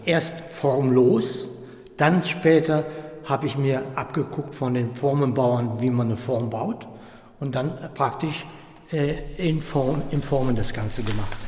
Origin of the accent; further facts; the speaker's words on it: Euskirchen, North Rhine-Westphalia, Germany; Miele in Euskirchen, das ist meine Heimat